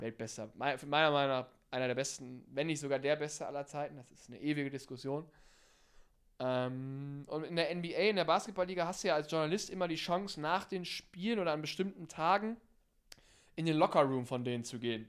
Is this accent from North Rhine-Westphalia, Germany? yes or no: yes; North Rhine-Westphalia, Germany; von mir zu Hause, wo ich herkomme, aus hier Ostwestfalen da oben